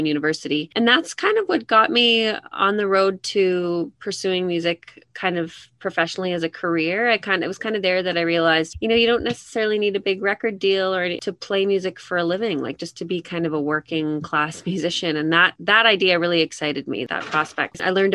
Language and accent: English; Edmonton, Alberta, Canada; I'm from Edmonton, born and raised Edmontonian